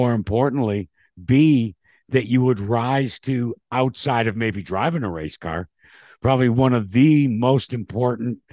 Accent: Northeast, United States; I grew up in the Northeast

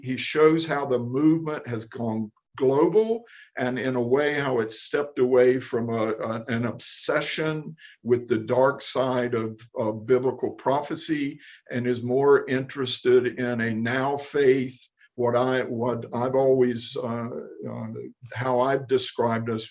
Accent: the Bible Belt, Southern United States, United States; moved away as an adult; now in Israel; I grew up in the Bible Belt.

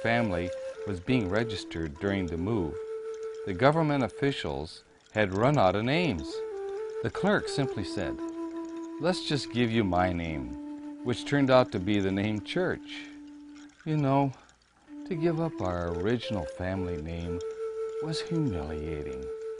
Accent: Wisconsin, United States; I was raised on the Wisconsin Stockbridge-Munsee Reservation, which was not my tribe's original home.

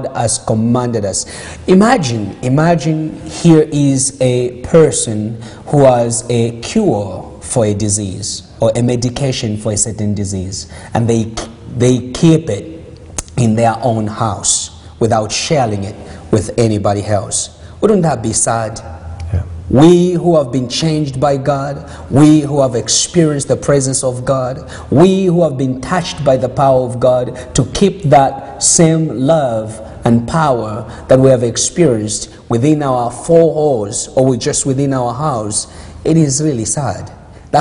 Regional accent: Zambia; now in Canada; I was born there. I was born in Zambia

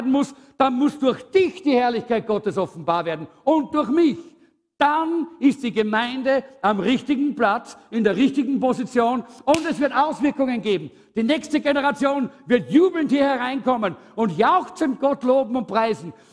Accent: Austria; wir sind halt Österreicher und Österreich-Umgebung. Wir sind halt ein bisschen schwermütig und schwerfällig.

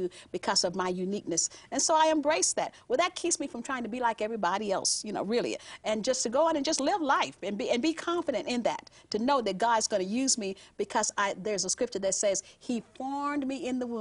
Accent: Southern California, United States; I'm from Southern California

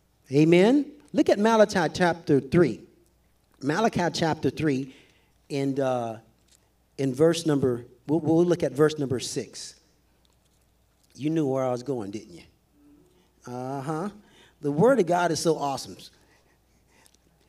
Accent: the South, United States; I'm from the South. My mama used to make some awesome cheese grits

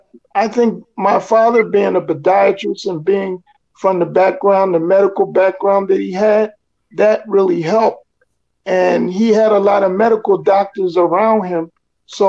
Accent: Lawnside, New Jersey, United States; also born or lived in Philadelphia, Pennsylvania; I was born in Philadelphia, Pennsylvania, and I grew up in Lawnside, New Jersey

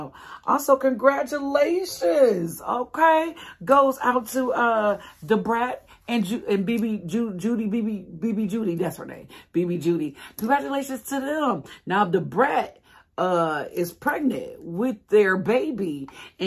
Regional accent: Detroit, Michigan, United States; Detroit versus everybody. That's my hometown.

